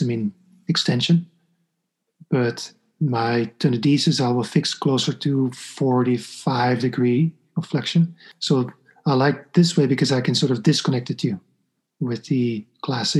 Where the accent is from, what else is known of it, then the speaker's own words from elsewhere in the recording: Belgium; moved away as an adult; now in New York, United States; I'm from Belgium